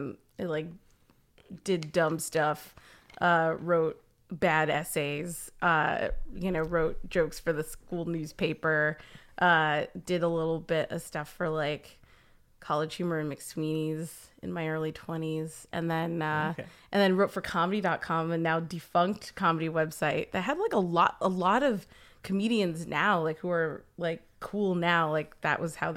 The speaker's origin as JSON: {"language": "English", "area": "Orange County", "region": "California", "country": "United States", "tie": "born or raised there", "lives_now": "Los Angeles, United States", "said": "I'm from around here. I grew up in Orange County, California, and then moved to LA."}